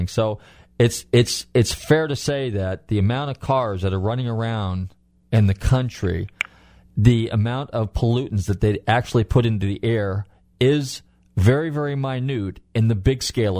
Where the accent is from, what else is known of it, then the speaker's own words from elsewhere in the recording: California, United States; moved away; going back to California, which, by the way, is my home state